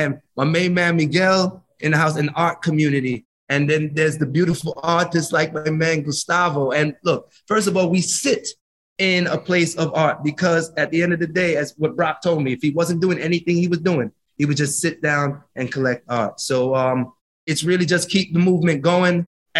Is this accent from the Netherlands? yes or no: no; Jamaica; You know, my grandmother's Syrian and Irish, and my grandfather's West African, but we're all Jamaican.